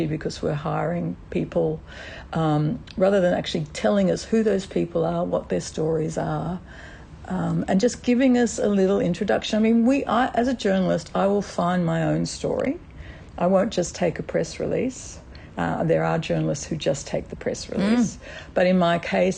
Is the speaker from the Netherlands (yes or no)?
no; Australia; as an Australian